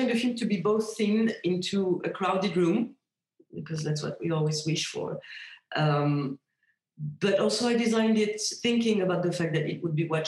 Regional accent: a suburb 30 km from Paris, Île-de-France, France; now in Paris, France; it's my hometown. It's a suburb, 30 kilometers from Paris

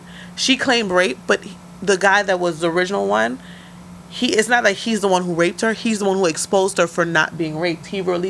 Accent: New York City, New York, United States; I'm from the Bronx.

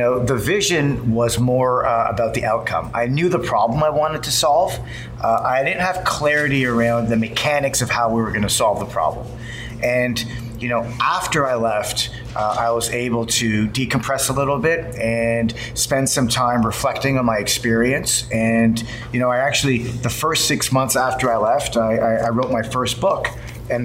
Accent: Toronto, Ontario, Canada; moved away as an adult; now in Silicon Valley, United States; I'm from Toronto

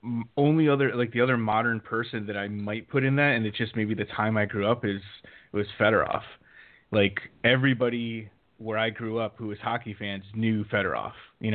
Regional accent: Connecticut, United States; I was trying to think of this as, you know, I grew up in Connecticut, and so I'm just trying to think of me, like, who I would associate with the Red Wings growing up as a hockey fan.

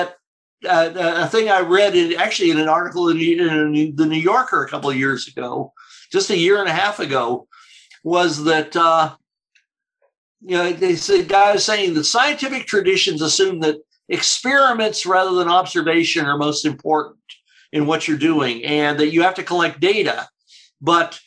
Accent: Canada; as a Canadian

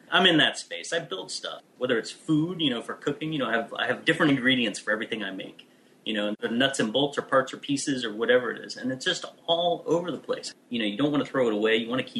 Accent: United States; I'm American

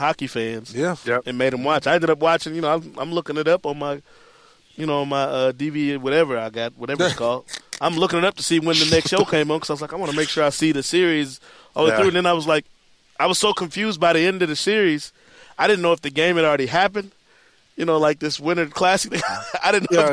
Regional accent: Kentwood, Michigan, United States; all-state linebacker at East Kentwood High School where I grew up

